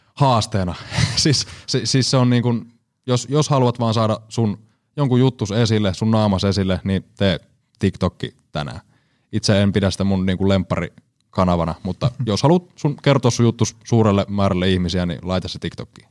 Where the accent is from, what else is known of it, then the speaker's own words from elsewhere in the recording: Seinäjoki, South Ostrobothnia, Finland; also born or lived in Kuortane / Alavus / Härmä; Itsehän olen Seinäjoelta.